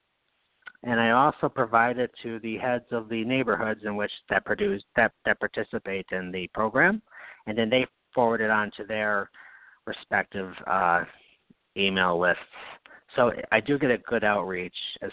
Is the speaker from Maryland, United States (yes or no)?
no; Knox, New York, United States; moved away as an adult; also born or lived in Berne, New York; now in Albany, United States; I grew up in Knox, which is the next town over.